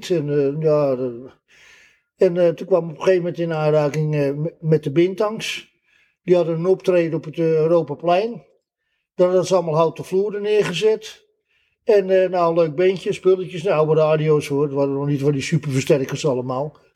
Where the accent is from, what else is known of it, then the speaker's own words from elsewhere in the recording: Amsterdam, North Holland, Netherlands; Nee, ik ben geboren in Amsterdam.